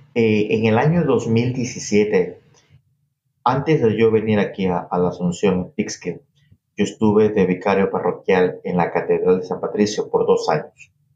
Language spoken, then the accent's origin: Spanish; Naranjal, Guayas, Ecuador; moved away as an adult; also born or lived in New York; now in Peekskill, United States; soy ecuatoriano, 100%. Nací en un pueblo muy pequeño al sur del país que se llama Naranjal. Eso queda en una provincia llamada El Guayas